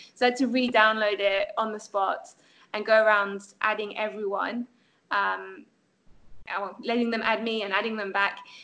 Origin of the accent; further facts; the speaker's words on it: France; moved away; I grew up in France. I was educated in France